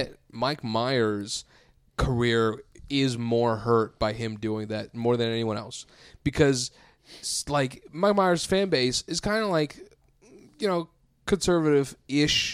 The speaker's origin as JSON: {"language": "English", "country": "India", "moved": "yes", "lives_now": "Seattle, United States", "said": "I'm Indian and just came from India just now"}